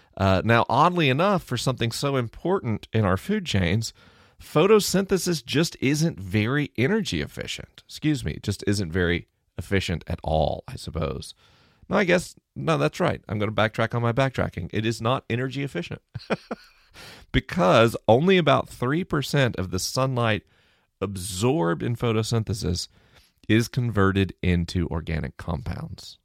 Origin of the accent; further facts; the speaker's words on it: Tallahassee, Florida, United States; I grew up in Tallahassee, Florida.